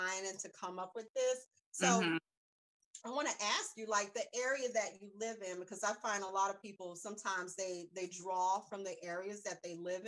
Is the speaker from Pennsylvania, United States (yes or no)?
no; South Carolina, United States; moved away; I'm born in North Carolina, raised in South Carolina